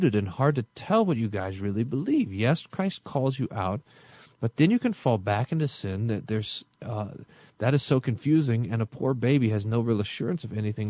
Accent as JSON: {"language": "English", "region": "Texas", "country": "United States", "said": "I'm from Texas"}